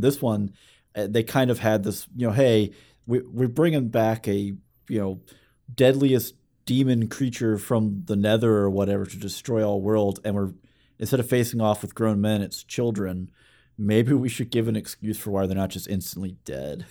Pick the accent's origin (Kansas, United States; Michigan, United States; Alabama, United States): Alabama, United States; we're from Alabama